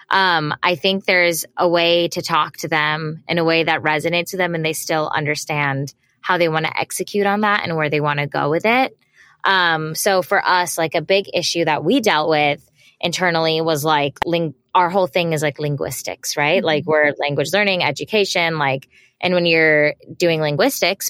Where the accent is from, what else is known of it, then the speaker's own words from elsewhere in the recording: United States; growing up in the States